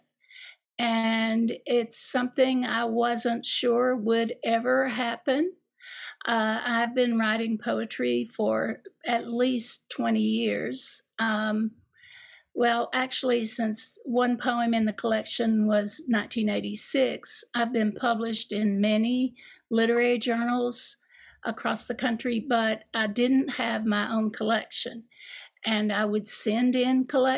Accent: Eastern Kentucky, United States; growing up in Eastern Kentucky to teaching and being a mother

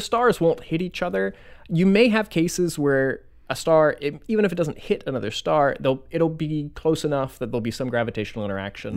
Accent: Florida, United States; now in Madison, United States; originally from Florida

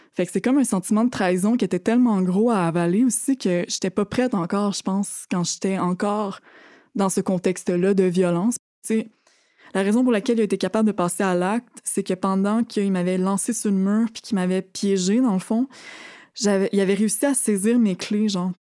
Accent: Thetford Mines, Quebec, Canada; moved away as an adult; je viens de Thetford Mines

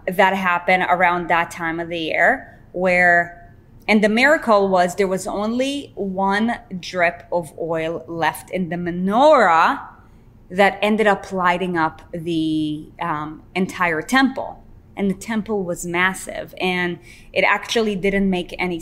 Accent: Israel; moved away; I grew up in Israel, so I am Jewish

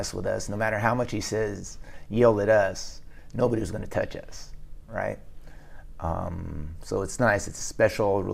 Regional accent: San Jose, California, United States; I was born in San Jose, California, back in 1966. So it was a good time, you know, living there

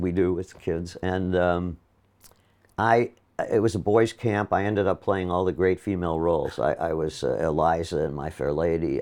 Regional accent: Milwaukee, Wisconsin, United States; moved away; I'm from Milwaukee

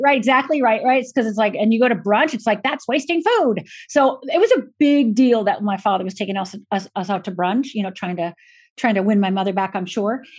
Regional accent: Michigan, United States; moved away; also born or lived in Minnesota / Los Angeles; I was born in Minnesota, grew up physically in Michigan, and emotionally uh, became an adult uh, in Los Angeles.

